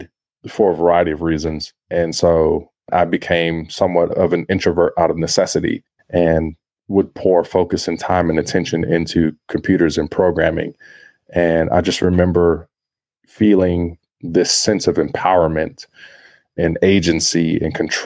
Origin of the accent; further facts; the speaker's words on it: Compton, California, United States; growing up in a poor place, in a place like Compton